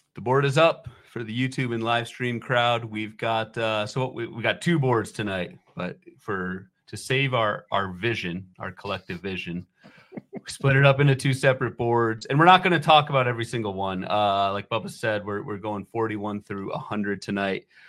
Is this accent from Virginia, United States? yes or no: yes; Northern Virginia, United States; when I was growing up in the Northern Virginia area